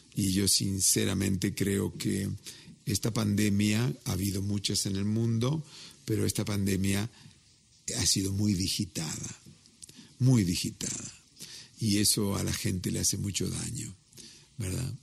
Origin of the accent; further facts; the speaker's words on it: Mexico; soy mexicano hasta las pampas